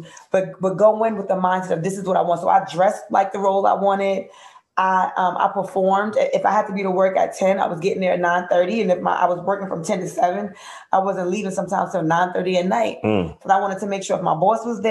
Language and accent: English; United States; I'm from Grant Projects